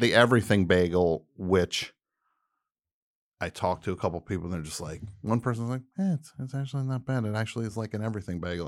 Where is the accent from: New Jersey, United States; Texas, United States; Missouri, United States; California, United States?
New Jersey, United States; moved away; also born or lived in New York; That's the New Jersey speaking